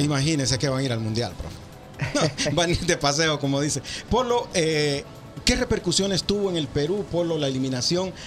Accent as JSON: {"language": "Spanish", "country": "Honduras", "moved": "yes", "lives_now": "Indianapolis, United States", "said": "soy hondureño"}